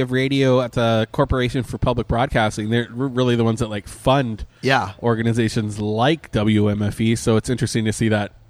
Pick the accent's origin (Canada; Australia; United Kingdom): Canada; now in Orlando, United States; I'm Canadian.